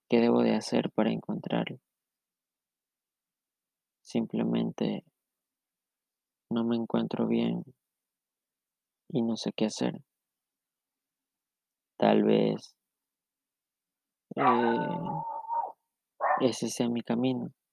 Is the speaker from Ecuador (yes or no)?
yes; Ecuador; Soy de Ecuador